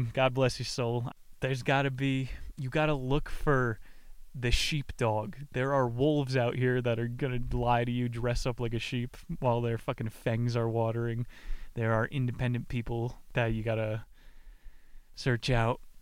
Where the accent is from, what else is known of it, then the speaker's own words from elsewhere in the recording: Pennsylvania, United States; I went to Dorney Park growing up in Pennsylvania